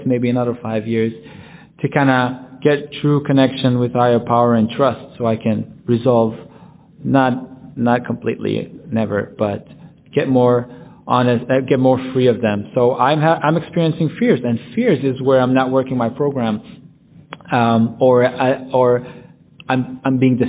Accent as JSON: {"language": "English", "town": "Jerusalem", "region": "Jerusalem District", "country": "Israel", "tie": "born or raised there", "said": "my hometown in Jerusalem"}